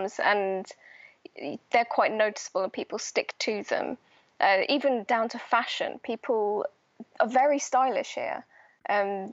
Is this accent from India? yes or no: no; United Kingdom; moved away as an adult; now in Malmö, Sweden; I'm British